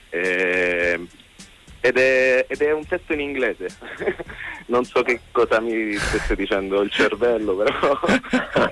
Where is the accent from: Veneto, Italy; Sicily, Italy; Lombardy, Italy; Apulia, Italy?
Sicily, Italy; Vabbè, senz'altro il fatto che siamo siciliani è casuale.